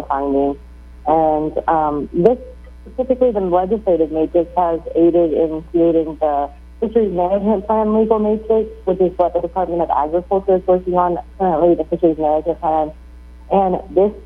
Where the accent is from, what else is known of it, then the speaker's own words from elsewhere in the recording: North Carolina, United States; moved away as an adult; also born or lived in Africa / Wisconsin / Mexico; now in Guam; I'm originally from North Carolina. I grew up in North Carolina